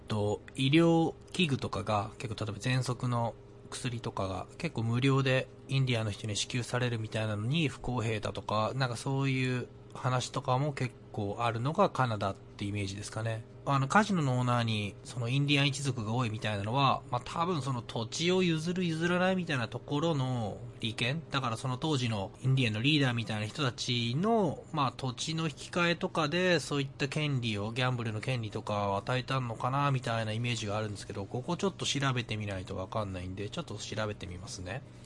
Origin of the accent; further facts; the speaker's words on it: Sendai, Miyagi, Japan; moved away as an adult; now in Vancouver, Canada; 地元の仙台